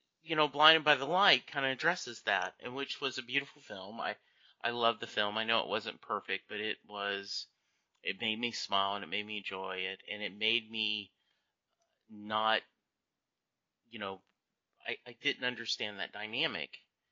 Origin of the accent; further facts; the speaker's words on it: Louisiana, United States; also born or lived in Kentucky; You know, I grew up in Louisiana, spent a lot of time there in Kentucky, and a lot of the issues after the Civil War might have been touched on